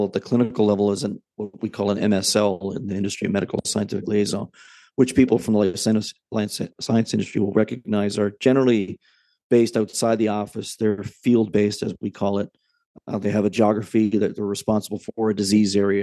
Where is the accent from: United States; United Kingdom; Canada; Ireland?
Canada; as a Canadian, just a, you know, some guy with a business degree